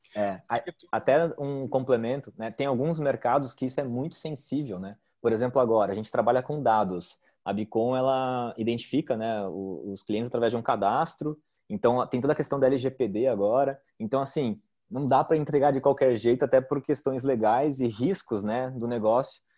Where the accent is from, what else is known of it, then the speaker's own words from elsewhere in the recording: Joinville, Santa Catarina, Brazil; eu sou de Joinville